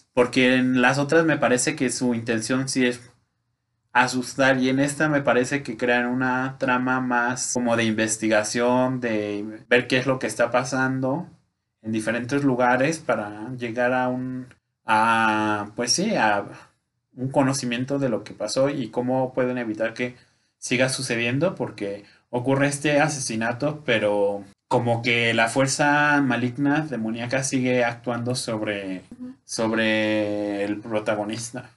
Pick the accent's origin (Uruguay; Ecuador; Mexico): Mexico; Como de, buen mexicano